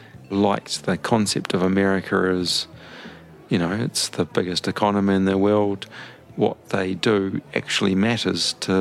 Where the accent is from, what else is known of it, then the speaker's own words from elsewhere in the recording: New Zealand; also born or lived in London; I'm a Kiwi male, late 30s